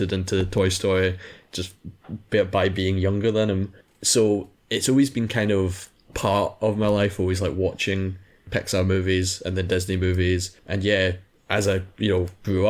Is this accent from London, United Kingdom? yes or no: no; Scotland, United Kingdom; I'm Scottish